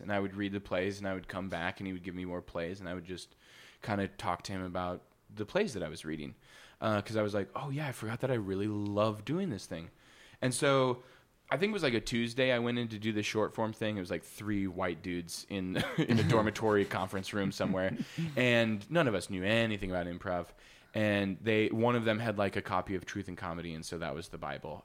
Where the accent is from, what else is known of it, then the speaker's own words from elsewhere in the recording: Wisconsin, United States; moved away as an adult; also born or lived in Missouri; now in Los Angeles, United States; I was born in Missouri, moved to Wisconsin when I was like four